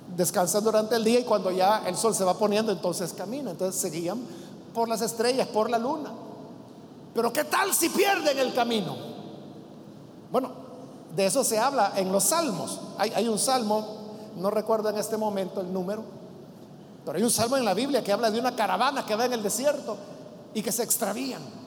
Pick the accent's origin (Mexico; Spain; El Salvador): El Salvador; el calor húmedo que nosotros tenemos en nuestro país